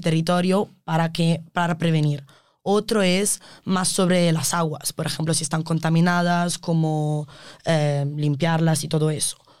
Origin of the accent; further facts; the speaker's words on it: Italy; Spanish is a second language; moved away as an adult; now in Spain; Aunque sé que sigo siendo la italiana